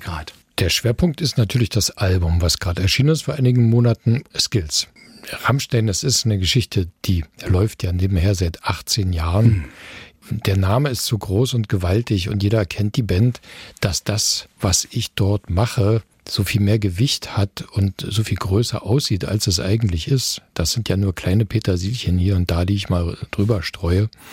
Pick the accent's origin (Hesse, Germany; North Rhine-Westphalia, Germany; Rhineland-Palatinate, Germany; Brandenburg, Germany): Brandenburg, Germany; Eisenhüttenstadt; moved away as an adult; now in Dresden, Germany; Eisenhüttenstadt, meine Geburtsstadt, wo ich die ersten 20 Jahre meines Lebens verbracht habe